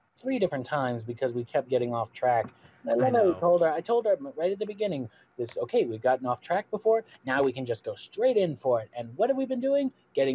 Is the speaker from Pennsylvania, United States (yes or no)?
no; Florida, United States; moved away; I came from Florida, so I'm coming from like 70-degree winters.